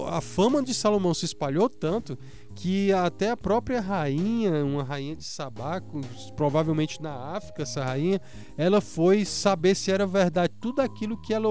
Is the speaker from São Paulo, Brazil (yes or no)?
no; Ceará, Brazil; now in Pernambuco, Brazil; Eu sou cearense aqui de coração, nasci do Ceará e é uma terra maravilhosa.